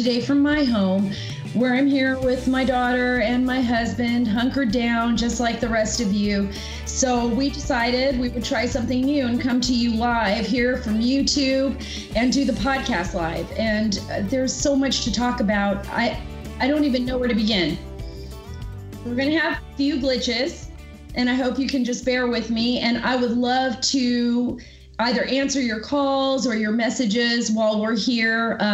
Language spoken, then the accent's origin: English; California, United States; moved away; I'm originally from California